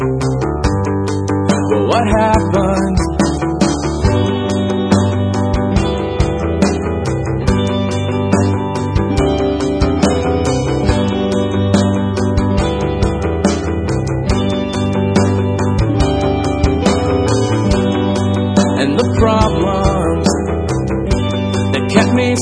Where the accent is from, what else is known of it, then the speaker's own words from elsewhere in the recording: Iowa, United States; I'm Iowan